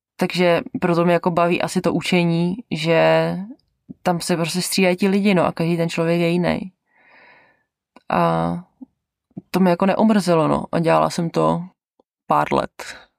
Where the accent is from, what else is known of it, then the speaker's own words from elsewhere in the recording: Czechia; moved away as an adult; also born or lived in Canada; now in New Zealand; do toho Česka jako domů